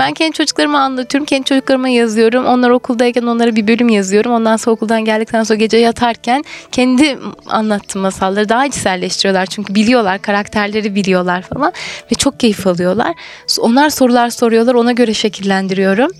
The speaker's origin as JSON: {"language": "Turkish", "town": "Birecik", "region": "Şanlıurfa", "country": "Turkey", "also_born_or_lived": "Isparta / Ankara", "moved": "as an adult"}